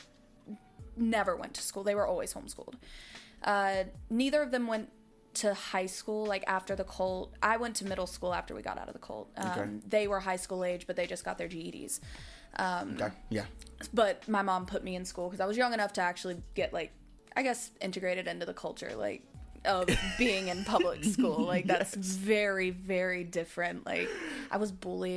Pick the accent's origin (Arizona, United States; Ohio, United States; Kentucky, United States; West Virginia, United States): West Virginia, United States; now in Savannah, United States; I'm from West Virginia